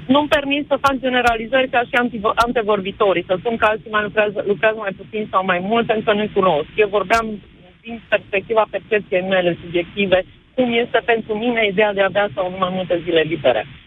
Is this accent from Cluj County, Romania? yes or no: yes; Cluj-Napoca, Cluj County, Romania; sunt din Cluj